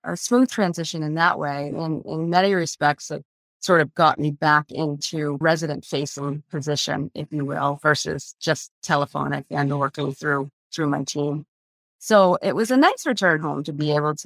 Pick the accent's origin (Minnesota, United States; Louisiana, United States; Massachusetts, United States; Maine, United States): Maine, United States; Augusta; I'm a native Mainer. I grew up in the Augusta area